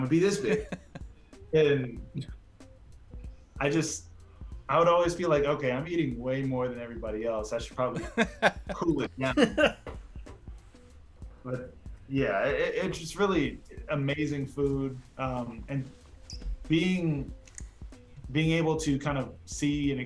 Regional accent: Portland, Oregon, United States; I grew up in Portland

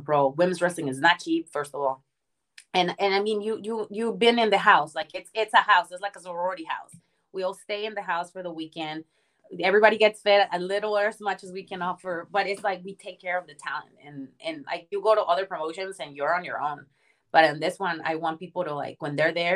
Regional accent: Mexico; now in United States; I was born and raised in Mexico, and the only thing I knew was like Mexican culture

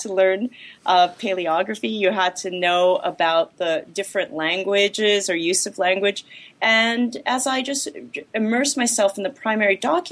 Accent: Los Angeles, California, United States; I was born and raised in Los Angeles

